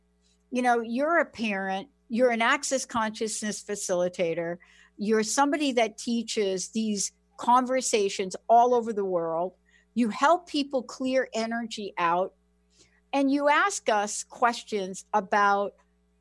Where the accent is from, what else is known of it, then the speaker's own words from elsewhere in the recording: East Coast, United States; growing up on the East Coast